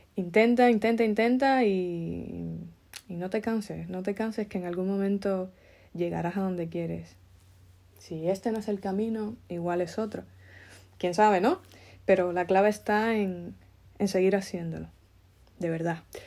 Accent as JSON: {"language": "Spanish", "country": "Cuba", "moved": "yes", "said": "nosotros, mm, emigrantes que venimos de Cuba"}